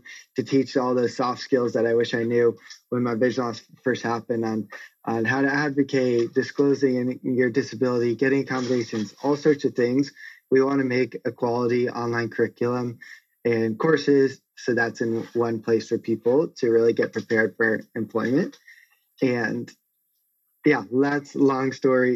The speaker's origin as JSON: {"language": "English", "town": "San Marcos", "region": "California", "country": "United States", "tie": "born or raised there", "said": "I grew up in San Marcos in North County, San Diego. I still live here as it's an amazing place."}